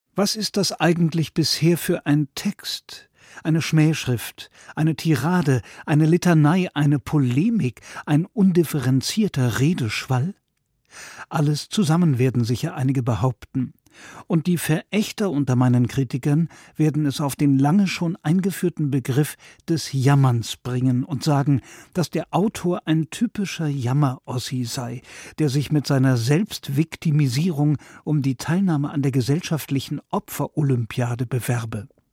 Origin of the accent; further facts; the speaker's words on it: East Germany, Germany; Ich als Ostdeutscher